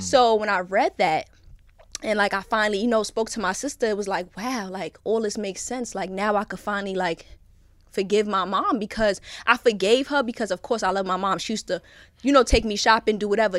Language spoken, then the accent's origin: English; New York City, New York, United States; born and raised in Brooklyn